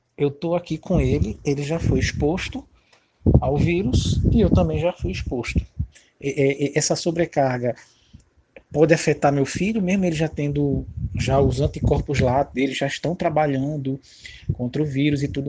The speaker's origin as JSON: {"language": "Portuguese", "town": "Recife", "region": "Pernambuco", "country": "Brazil", "moved": "yes", "lives_now": "João Pessoa, Brazil", "said": "Na verdade, sou de Recife, moro em João Pessoa"}